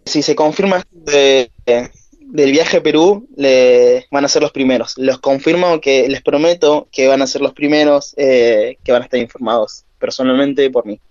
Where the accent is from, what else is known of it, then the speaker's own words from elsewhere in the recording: Argentina; Soy el luchador argentino